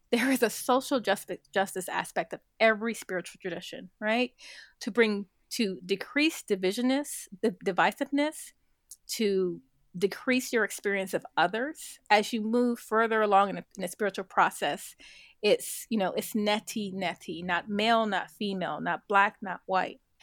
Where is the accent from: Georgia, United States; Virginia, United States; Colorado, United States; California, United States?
California, United States; Compton; growing up in Compton, you know, very adverse kind of economic circumstances